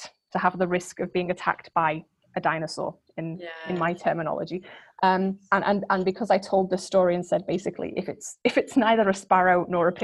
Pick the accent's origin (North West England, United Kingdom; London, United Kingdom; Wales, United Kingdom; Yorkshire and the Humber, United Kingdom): North West England, United Kingdom; Liverpool; I grew up in Liverpool